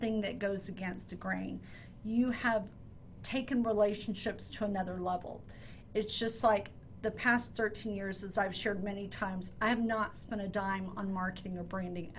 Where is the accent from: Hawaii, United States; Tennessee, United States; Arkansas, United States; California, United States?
Hawaii, United States; also born or lived in Texas; I was born in Texas and raised in Hawaii